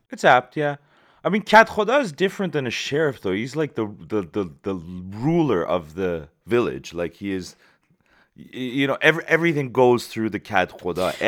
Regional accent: Shiraz, Fars, Iran; moved away; my hometown of Shiraz

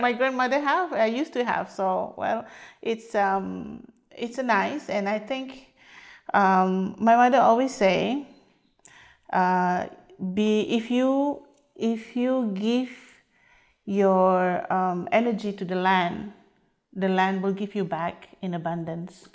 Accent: Singapore; also born or lived in Canada; now in Champlain, United States; I was from Singapore, bred and uh, raised there before I come to North America.

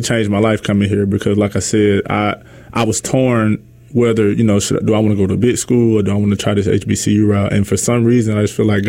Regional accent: Jackson, Mississippi, United States; moved away as an adult; also born or lived in Kosciusko, Mississippi / Cleveland, Mississippi; I'm from West Jackson, Mississippi. Okay. You know, by the way of Kosciuszko

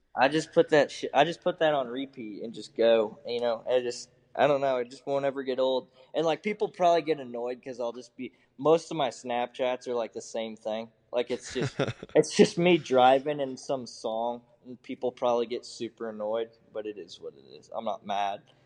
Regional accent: Muscatine, Iowa, United States; moved away; I was raised in eastern Eastern Iowa in Muscatine

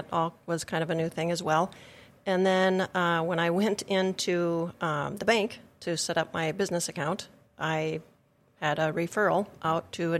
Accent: Fisher, United States; Well, as you said … I am from Fisher.

